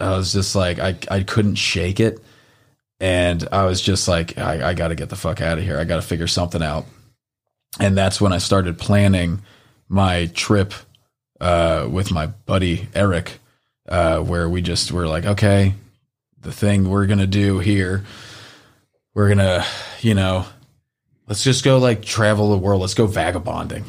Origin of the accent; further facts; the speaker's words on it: the North, Northern United States, United States; being a Northerner